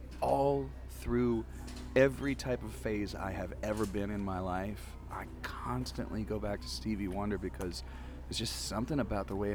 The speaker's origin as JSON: {"language": "English", "region": "Midwest", "country": "United States", "also_born_or_lived": "Nashville / Ann Arbor", "moved": "as an adult", "lives_now": "Texas, United States", "said": "I'm originally from the Midwest"}